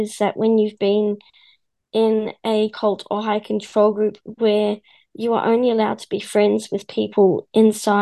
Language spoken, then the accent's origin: English; New Zealand; I'm from New Zealand.